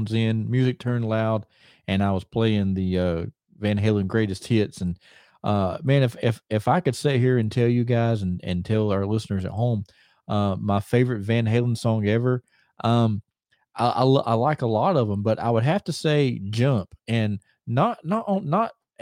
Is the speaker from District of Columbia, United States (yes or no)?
no; Mooresville, North Carolina, United States; We're coming to you from here in my hometown of Mooresville, North Carolina